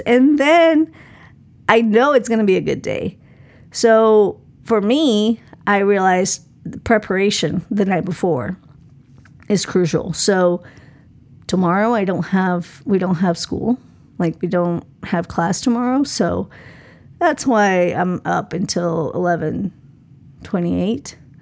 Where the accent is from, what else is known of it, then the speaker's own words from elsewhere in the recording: Colombia; moved away; I grew up in Colombia